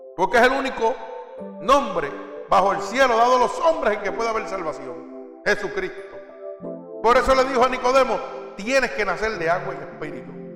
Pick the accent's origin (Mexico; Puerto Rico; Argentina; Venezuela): Puerto Rico; moved away; como dicen en mi pueblo, allá en Puerto Rico